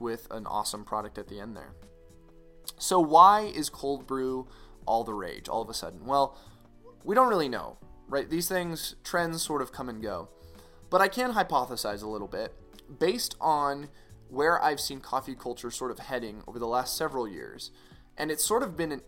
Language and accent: English; Boise, Idaho, United States; now in El Paso, United States; My hometown of Boise, Idaho